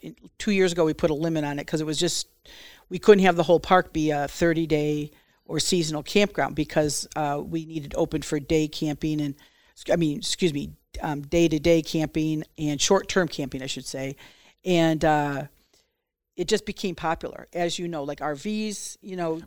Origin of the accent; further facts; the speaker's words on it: Bloomfield Hills, Michigan, United States; moved away as an adult; also born or lived in New Mexico / Detroit / Colorado; now in Mount Pleasant, United States; lived in Detroit till I was six and then moved to, um, the suburbs of Detroit, Bloomfield Hills, and was there, you know, my mom still lives in my childhood home